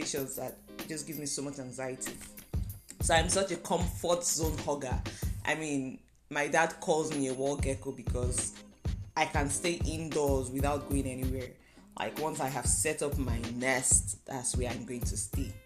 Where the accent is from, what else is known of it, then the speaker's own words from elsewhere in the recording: Nigeria; moved away as an adult; now in Canada; Last year, last November, I moved from Nigeria to Canada for school